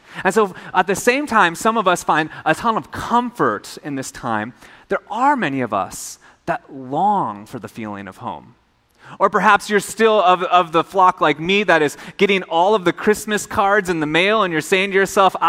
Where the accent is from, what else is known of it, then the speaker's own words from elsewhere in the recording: Minnesota, United States; now in Hawaii, United States; I grew up in Minnesota.